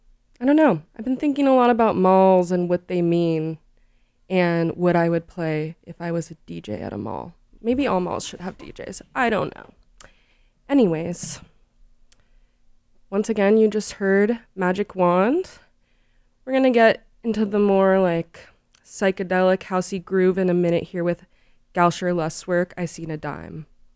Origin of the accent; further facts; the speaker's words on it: San Francisco, California, United States; And if you're born and raised in San Francisco, you know that Stonestown Galleria has changed a lot.